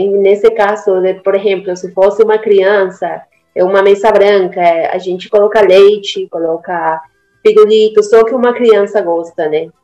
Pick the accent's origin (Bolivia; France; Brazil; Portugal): Bolivia; Cochabamba; Portuguese is a second language; moved away; eu sou boliviana, é exatamente de Cochabamba. É, minha, mamá, minha mãe é de Cochabamba e meu pai é argentino, mas eu vivi toda a minha vida lá na Bolívia.